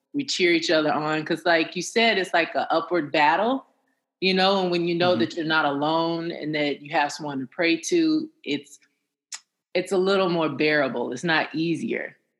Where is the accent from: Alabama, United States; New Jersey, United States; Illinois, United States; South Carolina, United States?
Alabama, United States; Huntsville; I come from Huntsville, Alabama.